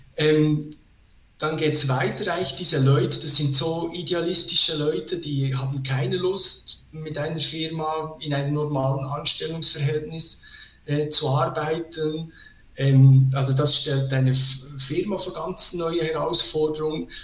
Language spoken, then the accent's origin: German; Switzerland; als Schweizer Bürger